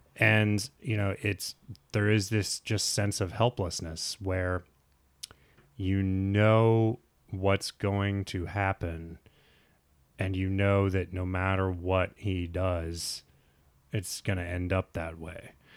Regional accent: Nebraska, United States; my high school, and I grew up in Nebraska

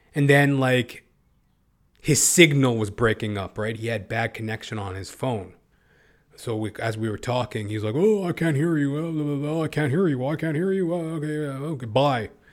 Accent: Edmonton, Alberta, Canada; now in Toronto, Canada; I'm from Canada, originally from Edmonton, Alberta

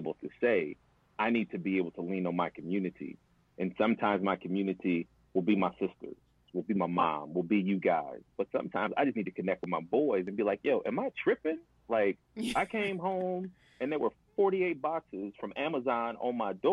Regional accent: Milwaukee, Wisconsin, United States; I grew up in Milwaukee, on the north side of Milwaukee

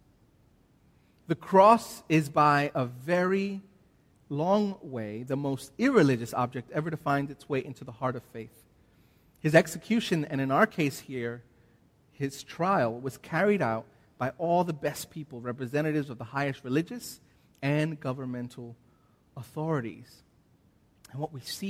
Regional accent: United States; now in Australia; See, I'm an American. I am an Australian citizen, but I'm still an American.

